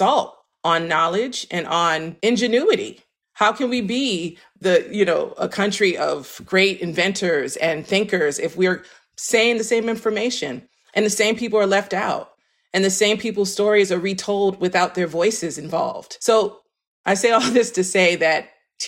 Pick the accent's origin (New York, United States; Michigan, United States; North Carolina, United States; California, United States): New York, United States; New York City; now in Philadelphia, United States; I am based in Philadelphia, PA, but I'm from Harlem, New York